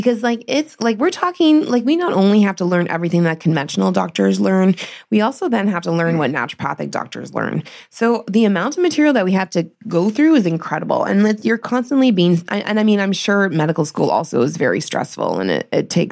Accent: Northern Ontario, Canada; I grew up in Northern Ontario

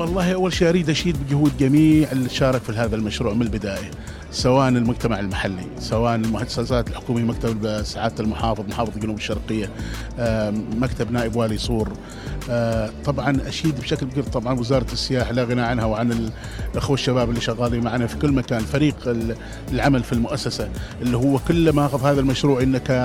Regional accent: Oman; احنا كعمانيين

